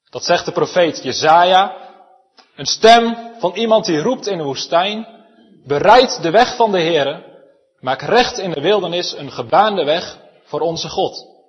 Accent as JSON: {"language": "Dutch", "town": "Elspeet", "region": "Gelderland", "country": "Netherlands", "said": "Zelf kom ik uit Elspet, waar we een prachtige schaapskooi"}